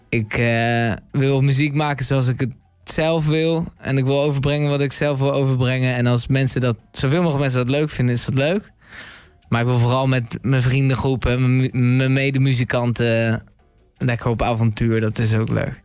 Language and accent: Dutch; The Hague, South Holland, Netherlands; ik kom uit Den Haag